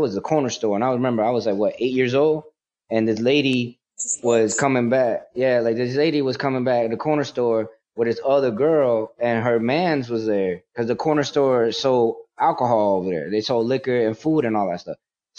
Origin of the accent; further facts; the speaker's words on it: New York City, New York, United States; born there; also born or lived in Puerto Rico; Like, I was born in New York, Manhattan, Washington Heights, in the time where a lot of drugs was happening